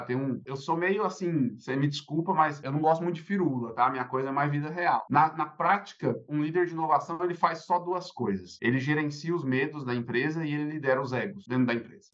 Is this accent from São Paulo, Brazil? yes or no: yes; São Paulo, Brazil; moved away; eu sou, sou paulistano, já vivi em alguns lugares aí do Brasil e do mundo